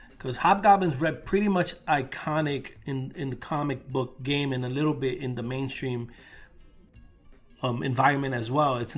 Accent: Brooklyn, New York, United States; gentrified Brooklyn though, like when I grew up before the gentrification.

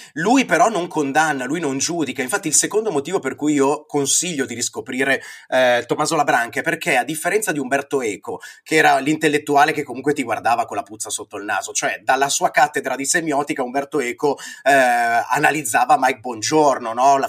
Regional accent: Brianza, Lombardy, Italy; io che sono Brianzolo

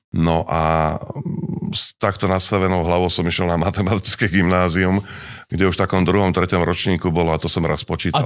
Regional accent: Partizánske, Trenčín Region, Slovakia; moved away; also born or lived in Pezinok; narodil som sa v malinkom mestečku, ktoré Nemci volajú Banditenstadt. Čiže partizánske?

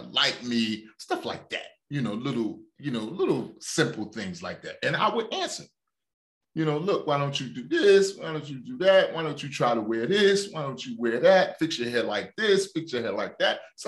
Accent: Newark, New Jersey, United States; I grew up in Newark, New Jersey

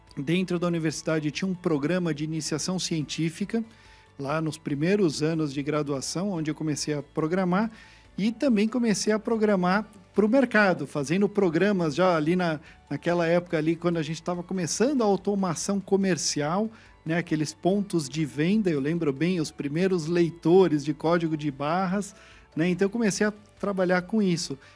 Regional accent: São Paulo, Brazil; also born or lived in Baden, Switzerland; Então eu fui criado no Brasil, fui criado na Vila Mariana, em São Paulo

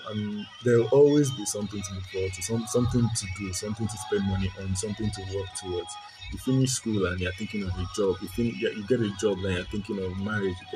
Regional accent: Nigeria; being a Nigerian, the typical growing up in a Nigerian house, I mean, so a lot of us had nothing.

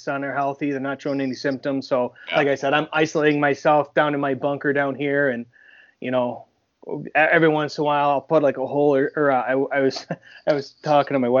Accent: Buffalo, New York, United States; now in Rochester, United States; I'm from Buffalo originally. I'm living in Rochester now for the last 13, 14 years.

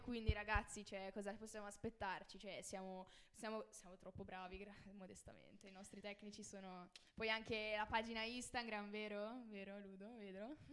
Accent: Liguria, Italy; also born or lived in Turin; sono nata a Torino, eh, trasferita, cioè, non son proprio pura, ligure.

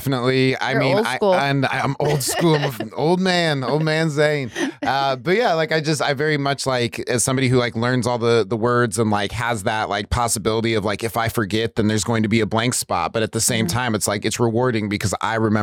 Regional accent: Burns, Oregon, United States; now in Portland, United States; I'm from Burns, Oregon

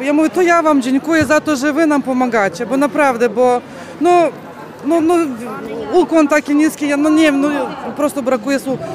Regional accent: Ukraine; now in Poland; Ja jestem sama z Ukrainy, obywatelką, no. znaczy teraz jestem już obywatelką Polski

